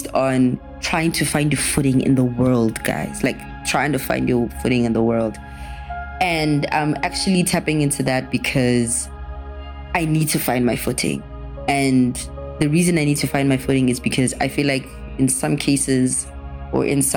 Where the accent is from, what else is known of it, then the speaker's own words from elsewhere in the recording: Pretoria, Gauteng, South Africa; moved away as an adult; now in Johannesburg, South Africa; I am from Pretoria